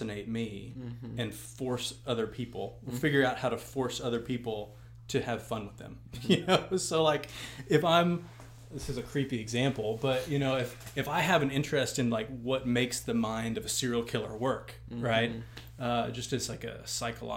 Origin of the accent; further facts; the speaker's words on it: Dripping Springs, Texas, United States; moved away as an adult; also born or lived in Austin, Texas; now in Jackson, Tennessee, United States; I grew up in Texas